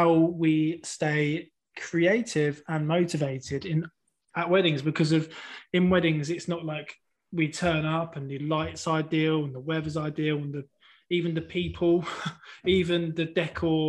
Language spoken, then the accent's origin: English; England, United Kingdom; I'm from England